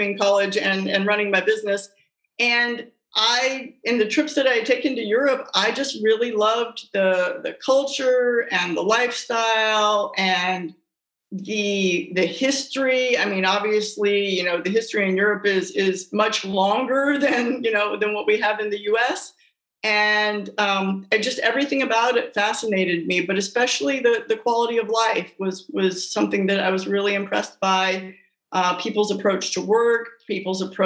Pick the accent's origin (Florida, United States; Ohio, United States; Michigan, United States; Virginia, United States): Virginia, United States; moved away as an adult; also born or lived in Los Angeles, California; I grew up in Virginia in a very normal middle-class family